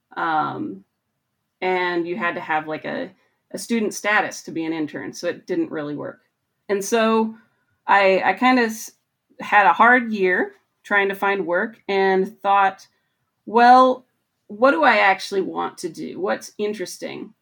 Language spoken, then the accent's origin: English; Montana, United States; moved away as an adult; also born or lived in Michigan; I grew up in Montana